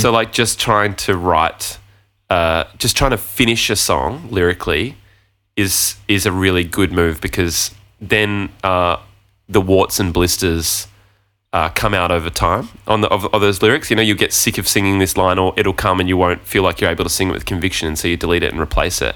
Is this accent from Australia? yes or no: yes; Gold Coast, Queensland, Australia; moved away; my friend Luke, who I grew up with on the Gold Coast